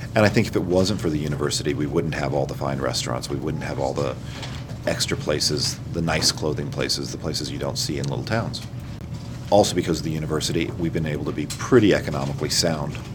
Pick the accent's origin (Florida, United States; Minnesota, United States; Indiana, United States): Indiana, United States; Bloomington; I was born and raised in Bloomington